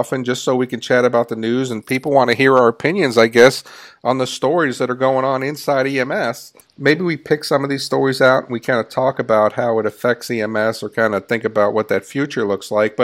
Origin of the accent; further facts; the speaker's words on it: New York, United States; as a New Yorker